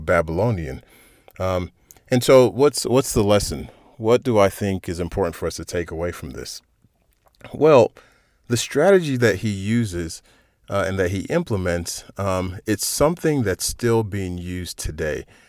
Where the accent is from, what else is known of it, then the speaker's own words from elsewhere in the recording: United States; externally I'm an American and I'm appropriately patriotic